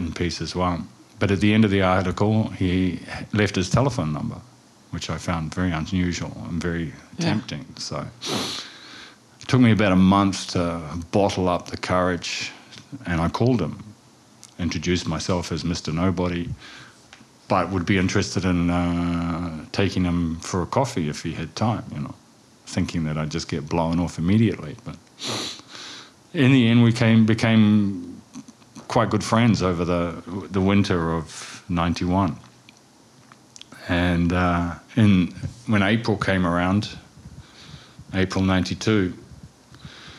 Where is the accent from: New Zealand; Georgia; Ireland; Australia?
New Zealand; moved away as an adult; also born or lived in Wellington, New Zealand / London; now in Dubrovnik, Croatia; I was born in Wellington, New Zealand. And I spent the first half of my childhood in suburbia and then moved to the countryside in New Zealand, sheep and cattle farming, where I spent the last half of my childhood through high school